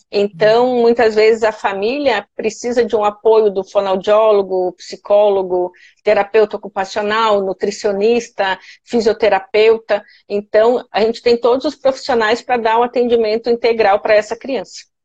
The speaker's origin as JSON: {"language": "Portuguese", "town": "Santa Maria", "region": "Rio Grande do Sul", "country": "Brazil", "tie": "born or raised there", "moved": "as an adult", "lives_now": "Florianópolis, Brazil", "said": "eu cresci, nasci, fiz tudo lá em Santa Maria"}